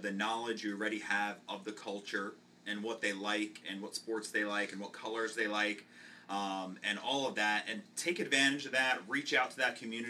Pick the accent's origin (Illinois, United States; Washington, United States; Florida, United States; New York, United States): Florida, United States; Tampa; Yeah, I'm from Tampa too.